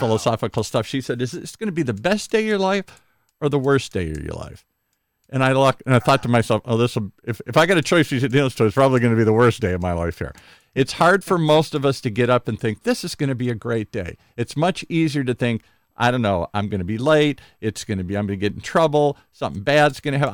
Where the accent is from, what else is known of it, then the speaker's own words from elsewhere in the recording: Midwest, United States; I grew up in the Midwest